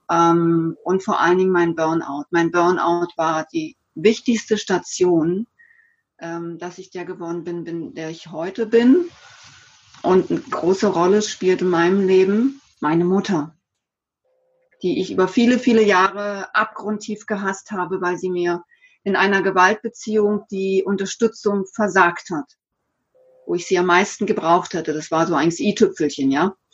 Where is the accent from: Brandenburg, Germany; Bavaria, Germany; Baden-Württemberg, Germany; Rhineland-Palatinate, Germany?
Baden-Württemberg, Germany; Bad Überkingen; Ich hab, war ein typischer Pendler zwischen meinem Heimatort äh, hier in Bad Überkingen und Stuttgart